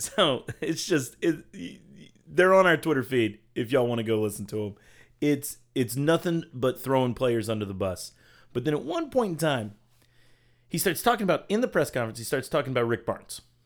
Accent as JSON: {"language": "English", "region": "Virginia", "country": "United States", "tie": "born or raised there", "said": "I was born in Virginia"}